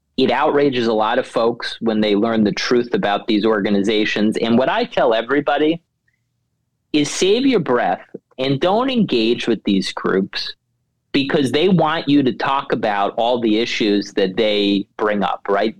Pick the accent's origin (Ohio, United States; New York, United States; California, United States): New York, United States; New York City; moved away; also born or lived in Washington; I was born and raised in Queens, New York